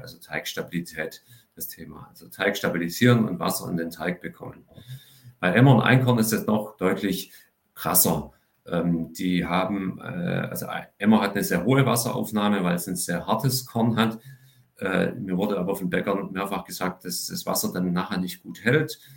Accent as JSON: {"language": "German", "region": "Swabia", "country": "Germany", "also_born_or_lived": "France", "said": "als Schwabe"}